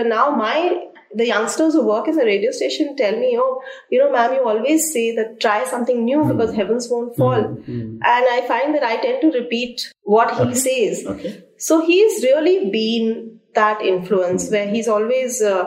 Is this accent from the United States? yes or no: no; Delhi, India; I'm born and brought up in Delhi